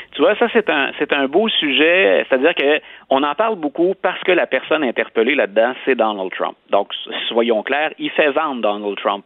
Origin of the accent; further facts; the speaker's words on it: Canada; chez nous au Canada